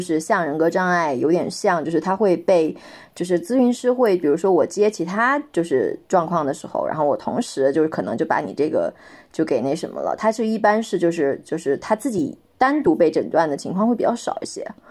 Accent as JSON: {"language": "Chinese", "region": "Inner Mongolia", "country": "China", "tie": "born or raised there", "said": "就像内蒙古我的家乡，就大一点的城市"}